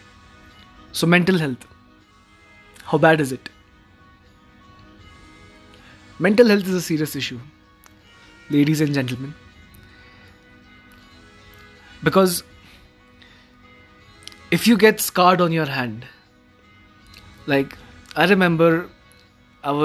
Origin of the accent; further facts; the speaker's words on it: Manali, Himachal Pradesh, India; my hometown, which is Manali.